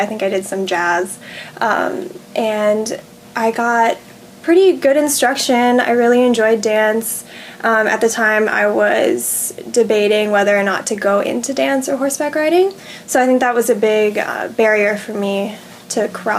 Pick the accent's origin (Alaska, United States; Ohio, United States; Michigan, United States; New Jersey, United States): Alaska, United States; born or raised there; also born or lived in South Korea